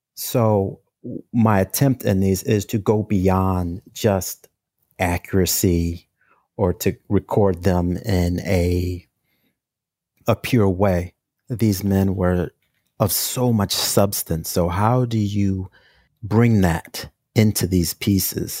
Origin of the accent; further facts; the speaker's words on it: St. Louis, Missouri, United States; moved away as an adult; now in New York City, United States; I'm originally from St. Louis, Missouri. I moved to New York City in 1995 to attend the School of Visual Arts